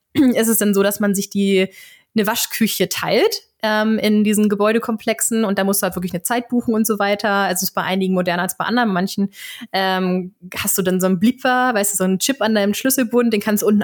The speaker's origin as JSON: {"language": "German", "town": "Flensburg", "region": "Schleswig-Holstein", "country": "Germany", "said": "ich komme aus Flensburg"}